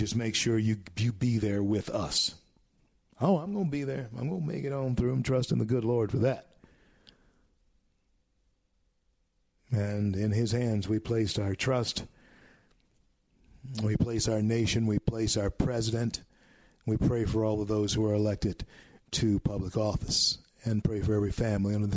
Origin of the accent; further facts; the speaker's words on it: Shreveport, Louisiana, United States; Shreveport, Louisiana, my hometown. Born in Confederate Memorial Hospital.